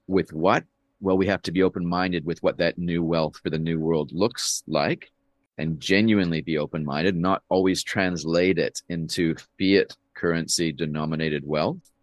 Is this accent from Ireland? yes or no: no; Canada; now in New Zealand; I've lived more of my, more of my life here than I have in Canada, where I'm from.